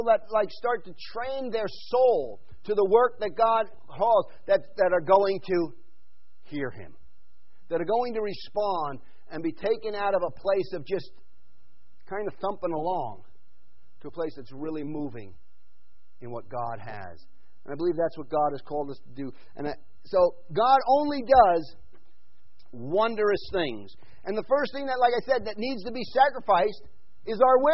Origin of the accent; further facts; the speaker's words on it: New York, United States; moved away; I grew up in New York and then went to Vaughan